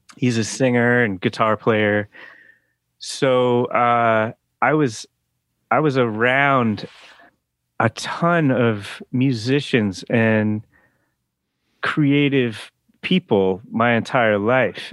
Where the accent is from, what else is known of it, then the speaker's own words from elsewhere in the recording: the Berkshires, Western Massachusetts, United States; moved away; also born or lived in Oakland, California; I grew up in Western Massachusetts